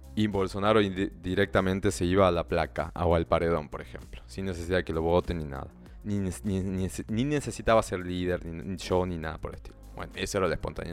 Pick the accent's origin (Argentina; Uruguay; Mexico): Argentina; northern Argentina; accent: Argentine, northern; español con acento argentino eh, y, no, y, argentino más tirando al norte, porque yo soy del norte de Argentina